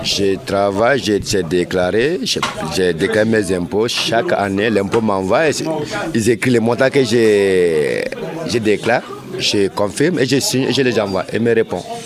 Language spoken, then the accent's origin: French; Mali; moved away as an adult; also born or lived in Seine-Saint-Denis; now in France; Je suis du Mali. Je suis malien